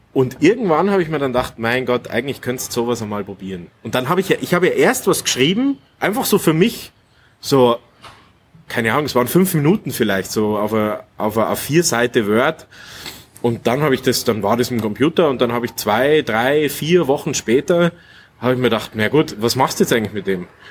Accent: Munich, Bavaria, Germany; moved away as an adult; now in Kufstein, Austria; ich bin ja gebürtiger Münchner und bin aber schon jetzt das siebte Jahr in Österreich

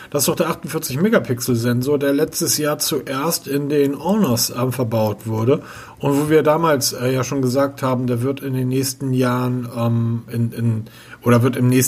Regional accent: Hamburg, Germany; now in Bavaria, Germany; Also viel zu heiß für mich als Hamburger hier.

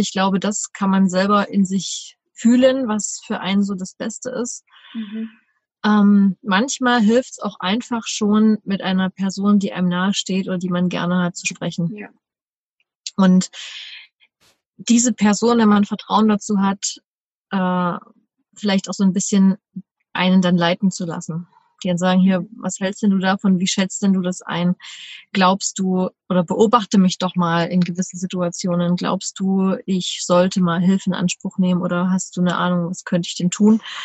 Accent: Leipzig, Saxony, Germany; moved away as an adult; Bin in der Zeit auch wieder nach Deutschland, also nach Leipzig in meine Heimat gezogen, wo ich seither auch wieder äh, fest meinen Wohnsitz habe.

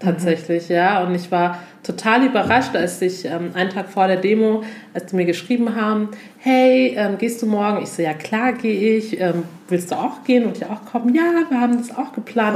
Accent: Augsburg, Bavaria, Germany; also born or lived in Lindau; Komme aus Augsburg, bin in Lindau, geboren am Bodensee und mit etwa drei Jahren bereits nach Augsburg gezogen

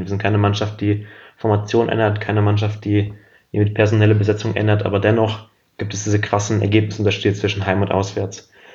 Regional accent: Paderborn or the Paderborn area, North Rhine-Westphalia, Germany; Ich bin in Paderborn oder im Paderborner Umland geboren und aufgewachsen

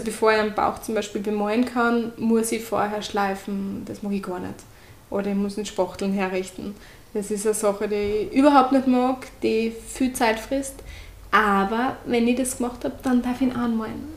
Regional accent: Austria; accent: Austrian; ich bin die mit der österreichischen Färbung.

